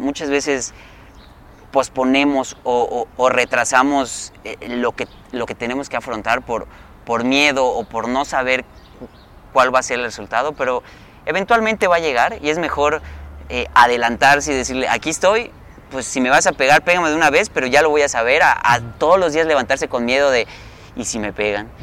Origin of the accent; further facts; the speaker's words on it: Yucatán, Mexico; somos de Yucatán